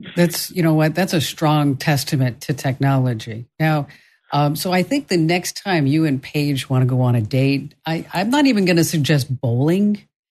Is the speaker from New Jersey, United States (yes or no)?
yes; Watchung, New Jersey, United States; I'm from Watchung, New Jersey